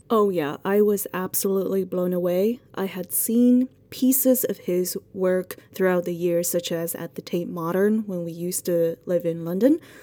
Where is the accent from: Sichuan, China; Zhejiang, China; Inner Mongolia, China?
Sichuan, China; moved away; I am actually from Sichuan